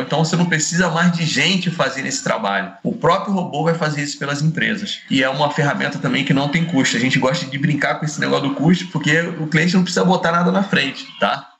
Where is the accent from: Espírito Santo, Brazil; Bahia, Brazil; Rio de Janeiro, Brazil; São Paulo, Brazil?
Rio de Janeiro, Brazil; Eu sou do Rio de Janeiro